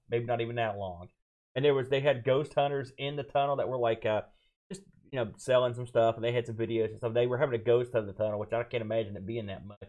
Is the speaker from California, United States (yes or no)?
no; West Virginia, United States; I mean, I've never been this far in the middle of nowhere, and I'm from West Virginia.